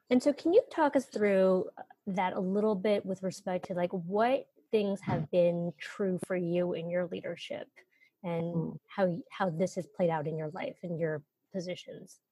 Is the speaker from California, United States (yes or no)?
yes; Northern California, United States; I'm from Northern California